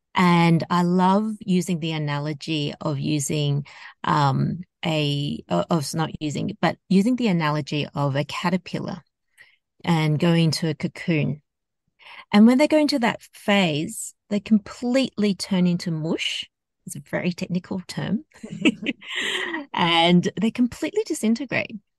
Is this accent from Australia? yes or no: yes; Australia; I grew up in Australia, so my background is Hong Kong Chinese, and I've grown up in predominantly a uh, Caucasian um, society in Australia.